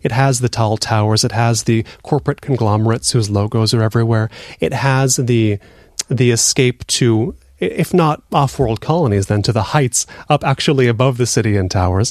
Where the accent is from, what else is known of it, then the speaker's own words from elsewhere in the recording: United States; now in Seoul, South Korea; We come from America